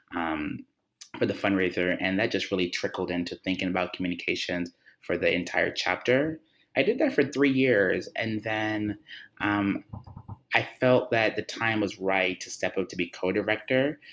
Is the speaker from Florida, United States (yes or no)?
yes; Miami, Florida, United States; now in New York, United States; I'm also from Miami as well. Um, but my, my my mom lives there